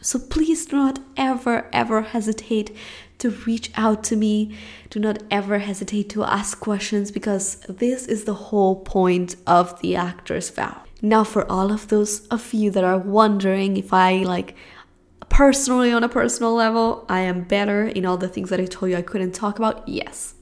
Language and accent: English; Spain; English is a second language; moved away as an adult; now in Los Angeles, United States; I'm from Spain